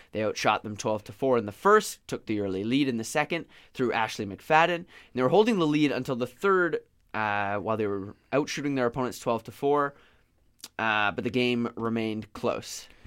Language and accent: English; Victoria, British Columbia, Canada; I'm from Victoria. I'm a Victoria native.